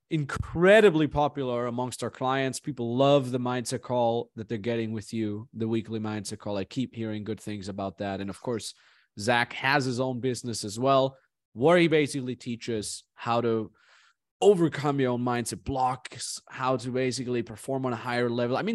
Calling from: Vancouver, British Columbia, Canada

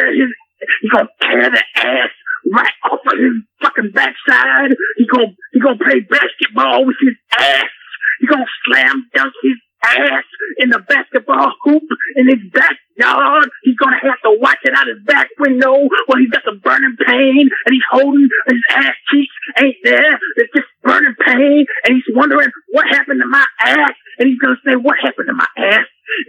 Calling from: Clarksdale, Mississippi, United States; I'm calling from Clarksdale, Mississippi.

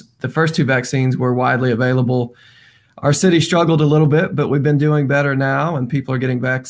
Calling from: Memphis, Tennessee, United States; I'm calling from Memphis, Tennessee.

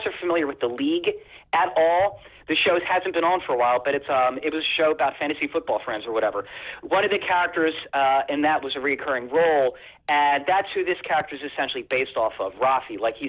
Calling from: New Jersey, United States; from South Jersey.

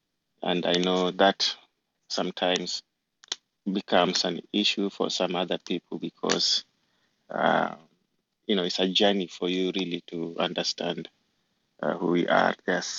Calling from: New Jersey, United States; I'm joining you from the East Coast, from New Jersey.

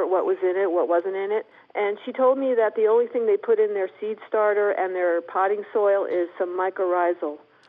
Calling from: Spokane, Washington, United States; I'm calling from Spokane, Washington.

